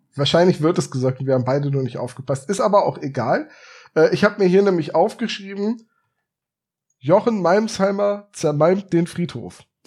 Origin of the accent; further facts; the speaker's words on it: Bremen, Germany; gebürtiger Bremer